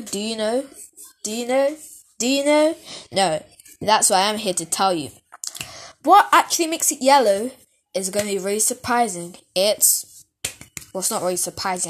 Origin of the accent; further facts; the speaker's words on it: United Kingdom; I'm British